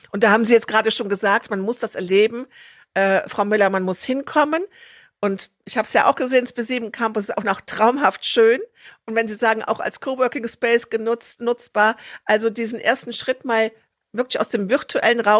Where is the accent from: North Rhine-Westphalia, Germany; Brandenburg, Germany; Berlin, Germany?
North Rhine-Westphalia, Germany; Troisdorf; born there; ich bin in Trostorf geboren